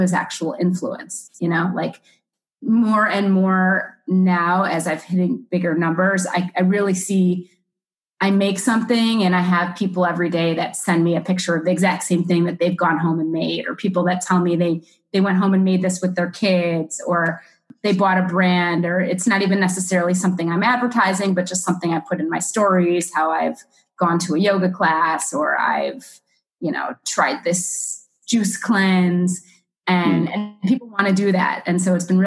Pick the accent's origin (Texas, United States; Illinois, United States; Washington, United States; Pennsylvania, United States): Illinois, United States; Chicago; also born or lived in New York City, United States; now in Miami, United States; I'm originally from Chicago, but I lived in New York City